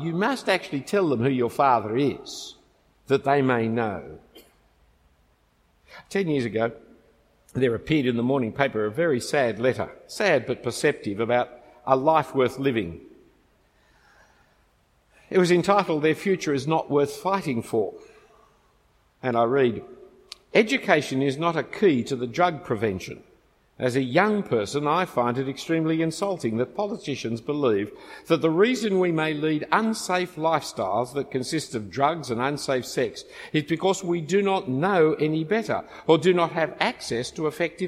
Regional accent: Australia; I'm an Australian

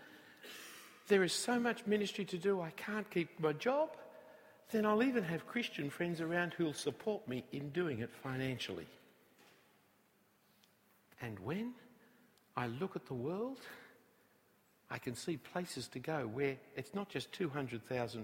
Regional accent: Sydney, New South Wales, Australia; I come from Bellevue Hill. I went to Scots College

